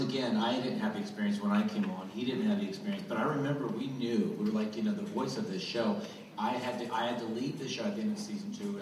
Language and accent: English; Goose Creek, North Carolina, United States; I was sort of the poor kid that grew up on the wrong side of the creek. That, I'm from Goose Creek, North Carolina